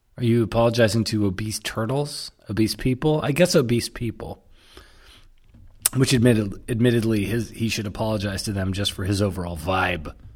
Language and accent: English; Toronto, Ontario, Canada; I said, "Toronto."